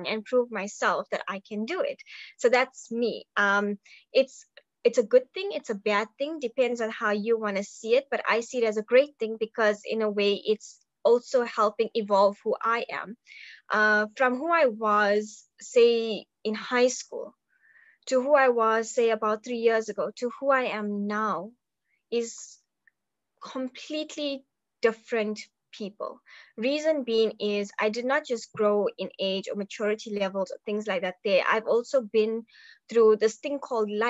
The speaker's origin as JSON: {"language": "English", "town": "Durban", "region": "KwaZulu-Natal", "country": "South Africa", "said": "I am from Durban, KwaZulu-Natal, South Africa."}